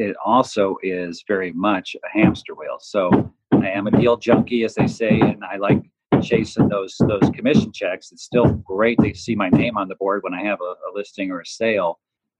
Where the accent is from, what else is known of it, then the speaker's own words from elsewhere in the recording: Chicago, Illinois, United States; I grew up in Chicago, and I'm a product of a blue collar Midwestern